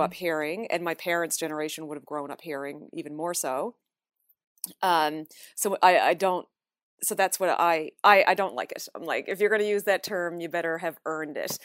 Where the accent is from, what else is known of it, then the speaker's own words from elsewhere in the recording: Newfoundland and Labrador, Canada; moved away as an adult; now in Toronto, Canada; growing up in Newfoundland.